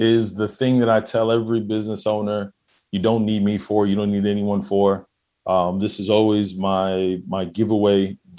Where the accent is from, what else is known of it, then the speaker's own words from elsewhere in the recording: New York, United States; now in Houston, United States; I'm a New Yorker, right? I'm in Houston. But, you know, living in Queens, the dynamic is completely different than, say, living in the Bronx, right?